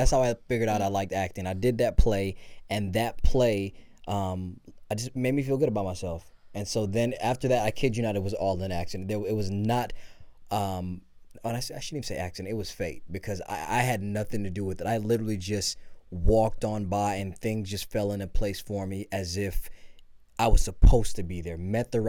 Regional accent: Belize; now in Los Angeles, United States; I was born in Belize

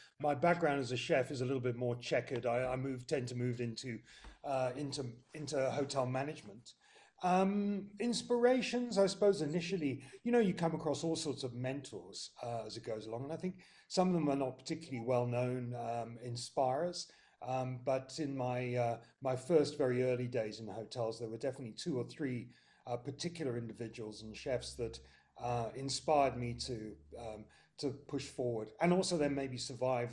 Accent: United Kingdom; moved away as an adult; now in South Africa; I'm British by birth

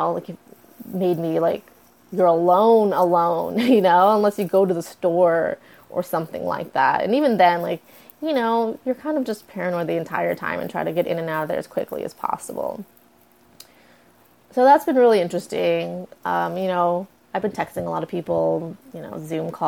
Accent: United States; I was born in the United States

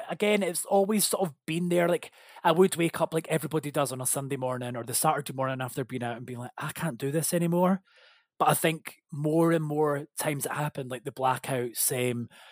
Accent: Scotland, United Kingdom; we're Scottish

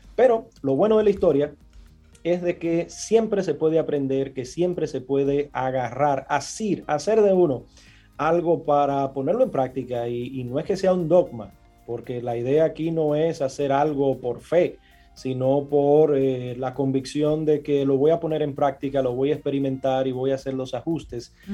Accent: Villa Consuelo / Gualey / Los Guandules, Distrito Nacional, Dominican Republic; de donde yo vengo, de Villaconsuelo, de Gualey, de los Guandules

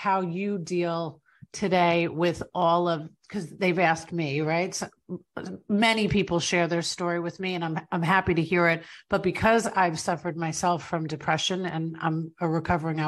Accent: New York, United States; born and raised in New York, and my family is from Ireland

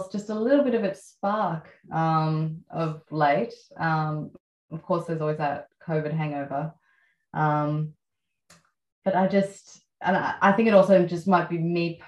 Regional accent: Melbourne, Victoria, Australia; Growing up in Melbourne. So I grew up in South Yarra

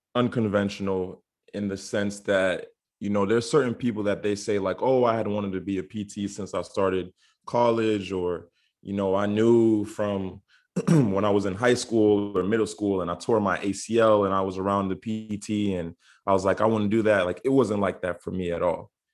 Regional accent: Orlando, Florida, United States; I am originally from Orlando, Florida, but I am a dual citizen, so I have citizenship here in the U.S. and citizenship in the beautiful island of Barbados

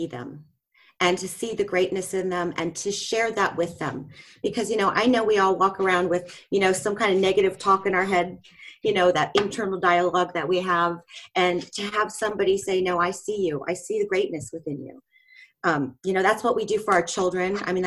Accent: Ohio, United States; I'm from the United States. I grew up in Ohio

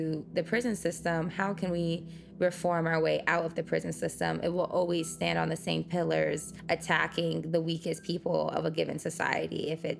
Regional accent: United States

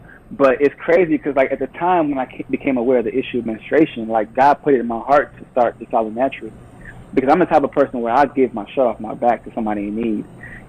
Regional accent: Nigeria; Being Nigerian, you know, like, we automatically have, like, thick, coarse hair.

